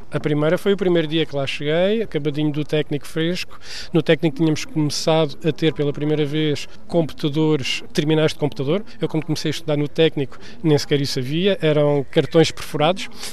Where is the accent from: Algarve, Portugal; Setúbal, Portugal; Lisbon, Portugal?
Setúbal, Portugal; Moita; moved away as an adult; also born or lived in Geneva, Switzerland; quando era pequenino na Moita